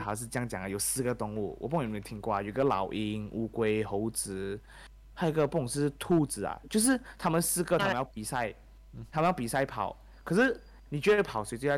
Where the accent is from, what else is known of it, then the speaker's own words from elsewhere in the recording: Malaysia; 搞到马来西亚很多人，我们每次去读书的时候